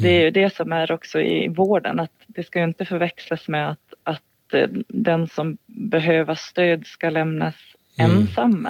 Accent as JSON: {"language": "Swedish", "region": "Gotland", "country": "Sweden", "tie": "born or raised there", "moved": "as an adult", "said": "jag är 40 40 år, född och uppvuxen på Gotland"}